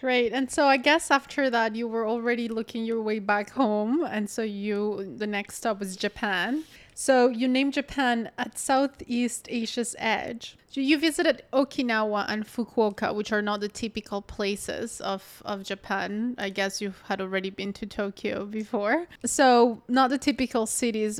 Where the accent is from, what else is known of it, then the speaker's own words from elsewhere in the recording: Colombia; You say, "Colombian."